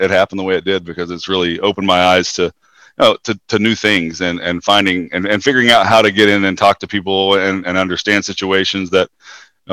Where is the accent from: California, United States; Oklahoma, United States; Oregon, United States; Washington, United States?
Oklahoma, United States; Western; I'm from Western Oklahoma. Grew up small towns. And I say towns because I moved around a lot